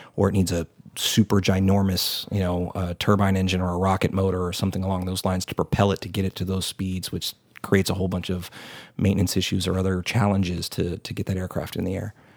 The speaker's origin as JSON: {"language": "English", "region": "Texas", "country": "United States", "said": "as a Texan"}